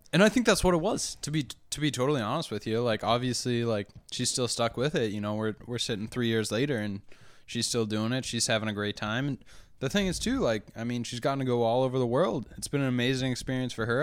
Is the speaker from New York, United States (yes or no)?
no; New Hampshire, United States; moved away; I also came from a, a, a small town, or, I mean, I'm from New Hampshire, too